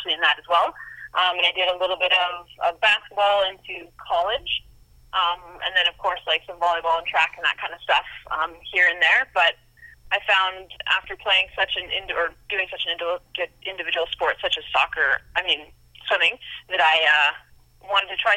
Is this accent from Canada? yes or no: yes; Canada; being a Canadian